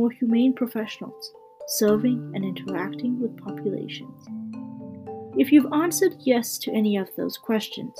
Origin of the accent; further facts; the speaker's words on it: Canada; I'm a Canadian medical student